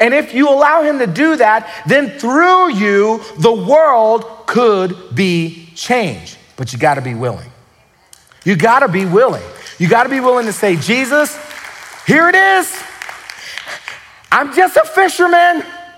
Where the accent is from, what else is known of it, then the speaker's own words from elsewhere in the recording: the South, United States; Or, you know, I'm from the South.